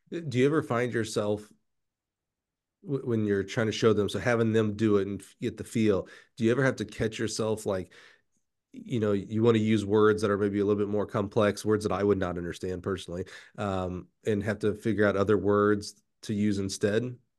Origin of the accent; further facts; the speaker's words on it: Alabama, United States; I'm from Alabama